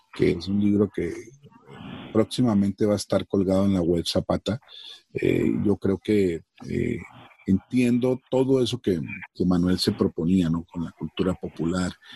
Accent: Cali, Valle del Cauca, Colombia; also born or lived in Sonsón, Antioquia; Yo soy de origen antioqueño, nacido en Cali, pero mi papá y mis abuelos venían de Sonsón, de esa colonización antioqueña

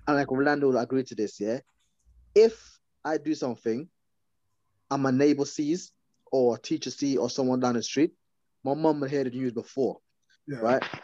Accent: Guyana; now in England; when I first came to England, I grew up in Guyana

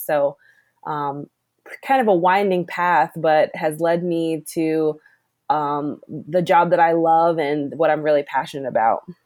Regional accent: Maryland, United States; also born or lived in Annapolis, Maryland; I grew up Mar- in Maryland. Um, I grew up in Glen but spent most of my summers in Annapolis

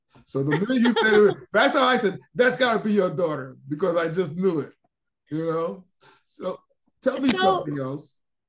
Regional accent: New York City, New York, United States; moved away; I'm originally from Queens, New York.

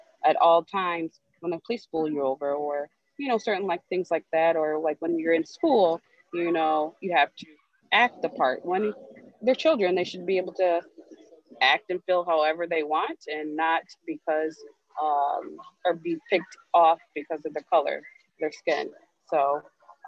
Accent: Royal Oak, Michigan, United States; growing up in Royal Oak, and I still am in Royal Oak

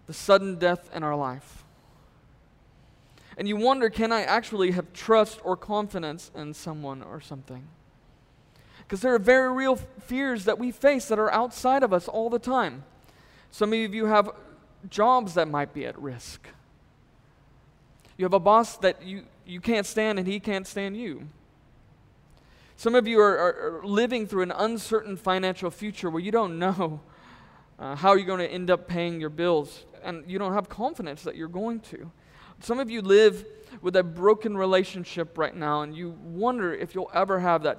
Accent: Texas, United States; I grew up in Texas

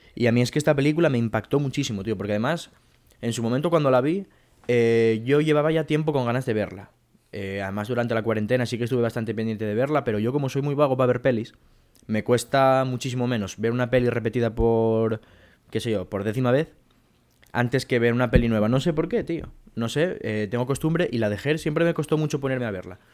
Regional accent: Mieres, Asturias, Spain; moved away as an adult; now in Madrid, Spain; Yo estoy en mi casa ahora mismo en Madrid, que estoy aquí estudiando, pero yo soy de Mieres en Asturias

